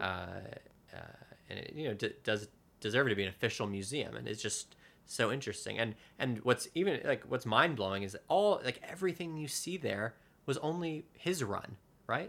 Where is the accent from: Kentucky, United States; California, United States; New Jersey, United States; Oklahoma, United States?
New Jersey, United States; moved away as an adult; now in New York, United States; my hometown in New Jersey